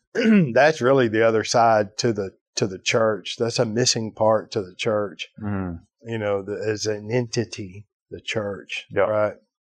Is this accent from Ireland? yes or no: yes; Ireland; You know, I'm Irish, right?